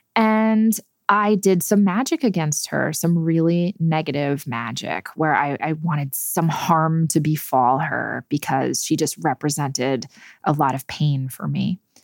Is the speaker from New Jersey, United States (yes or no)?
yes; New Jersey, United States; I grew up in New Jersey